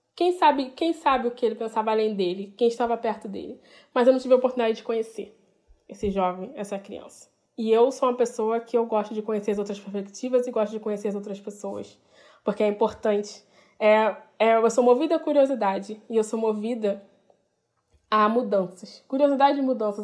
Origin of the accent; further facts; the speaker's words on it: Rio de Janeiro, Brazil; Eu sou do Rio de Janeiro